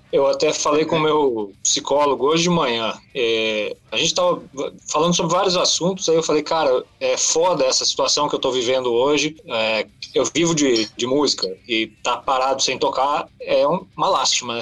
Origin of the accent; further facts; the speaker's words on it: Rio Grande do Sul, Brazil; eu sou do Rio Grande do Sul